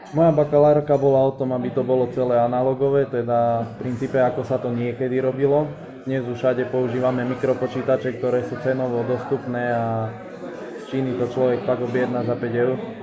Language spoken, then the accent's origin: Slovak; Štôla, Prešov Region, Slovakia; also born or lived in Poprad; No, pochádzam od Popradu, je to malá potatranská dedina, ktorá sa volá Štôla. S tým, že chodil som na 8-ročné gymnázium na Kukučinovej ulici v Poprade